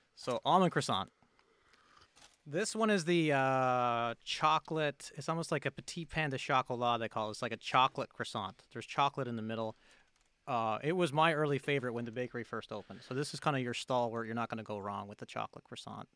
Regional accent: near Grand Falls-Windsor, Newfoundland and Labrador, Canada; in the next town over from us, Grand Falls, Windsor, Newfoundland, which is about ten minute drive from my hometown.

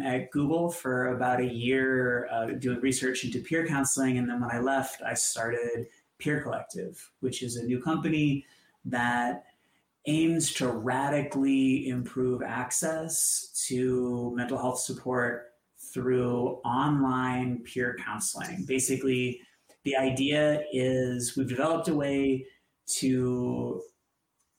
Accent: Boston, Massachusetts, United States; I grew up in Boston

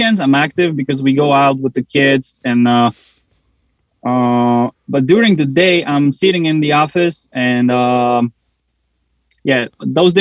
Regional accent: Slovakia; moved away as an adult; now in Pennsylvania, United States; So I'm originally from Slovakia

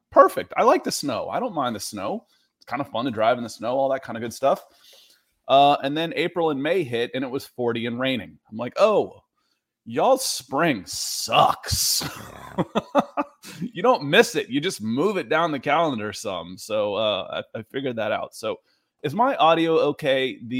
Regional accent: the South, United States; also born or lived in New Jersey; Growing up in the South, the winter is 40s and rain.

